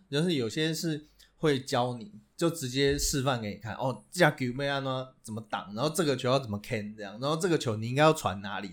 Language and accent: Chinese; Taiwan; 在我们台湾人眼里看来